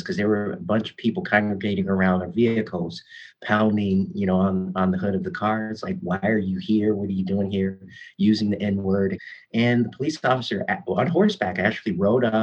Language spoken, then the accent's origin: English; Chicago, Illinois, United States; moved away as an adult; also born or lived in Springfield, Illinois; now in Louisville, United States; I remember a lot about growing up in Chicago